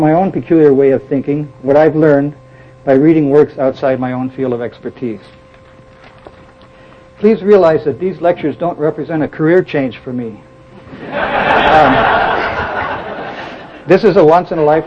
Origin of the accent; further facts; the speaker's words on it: Milwaukee, Wisconsin, United States; I was born in Milwaukee, Wisconsin. I grew up as a member of the Lutheran Church, and I went to grade school and high school in Lutheran schools